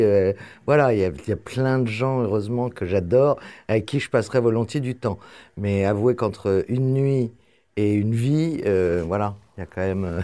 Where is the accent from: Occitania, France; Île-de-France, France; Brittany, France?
Île-de-France, France; Paris; Je suis né à Paris. J'ai vécu toute ma vie à Paris.